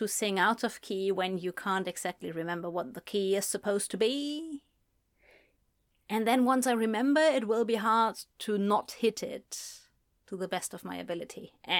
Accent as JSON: {"language": "English", "country": "United Kingdom", "said": "I'm as British as I can be, but I don't necessarily always know which is the British original pronunciation"}